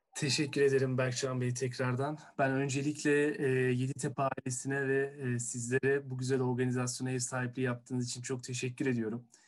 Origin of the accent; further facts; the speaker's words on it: Istanbul, Turkey; Doğma büyüme İstanbul'u olduğum için.